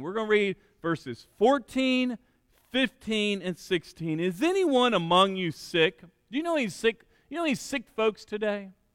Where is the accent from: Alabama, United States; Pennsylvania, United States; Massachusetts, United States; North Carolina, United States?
Alabama, United States; church I grew up in in Alabama